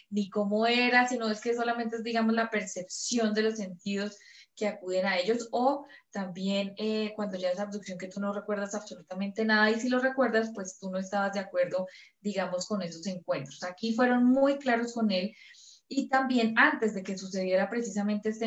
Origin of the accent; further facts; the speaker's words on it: Mexico; vengo de México, es que … estoy contactada por extraterrestres